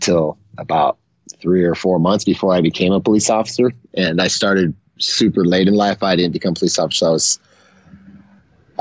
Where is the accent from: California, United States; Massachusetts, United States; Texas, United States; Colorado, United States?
California, United States; San Leandro; I'm a East Bay Area boy. That's the San Francisco Bay Area. I was born in San Leandro, which is like in between Oakland and San Jose.